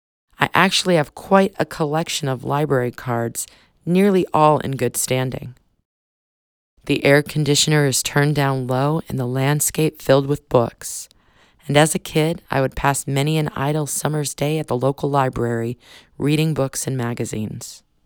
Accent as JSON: {"language": "English", "town": "Phoenix", "region": "Arizona", "country": "United States", "tie": "born or raised there", "said": "I reside in the always sunny Sonoran Desert in the Phoenix metro area, so I learned young that summertime is a thing to be dreaded, a time for sunburns and heat stroke and sizzling feet bottoms on asphalt."}